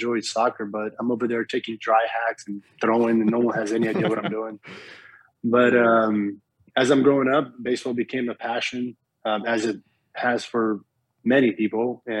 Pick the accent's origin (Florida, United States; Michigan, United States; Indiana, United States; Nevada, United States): Florida, United States; Miami; also born or lived in Brazil; And when I grew up playing in Miami, you know, I knew the basics of baseball